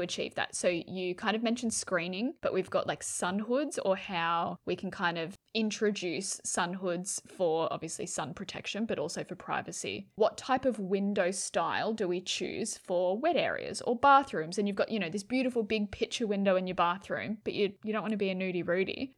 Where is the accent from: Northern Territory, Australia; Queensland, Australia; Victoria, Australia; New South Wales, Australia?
New South Wales, Australia; I grew up in New South Wales, freezing cold